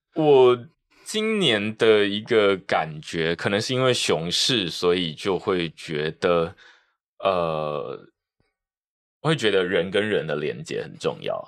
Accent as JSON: {"language": "Chinese", "country": "Taiwan", "said": "我们台湾人很习惯去看英文的内容"}